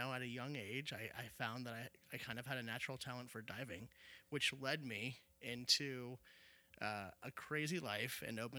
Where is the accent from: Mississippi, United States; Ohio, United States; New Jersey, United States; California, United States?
Ohio, United States; Cincinnati; From Cincinnati. I grew up in Anderson Township.